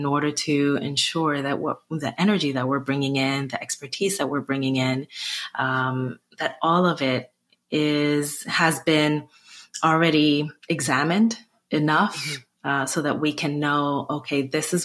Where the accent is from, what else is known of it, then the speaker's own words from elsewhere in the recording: Newark, New Jersey, United States; I just volunteered a lot in my hometown of Newark, New Jersey